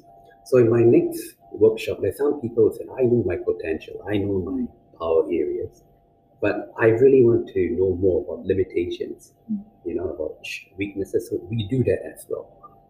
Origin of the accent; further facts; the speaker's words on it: China; See, I grew up in China.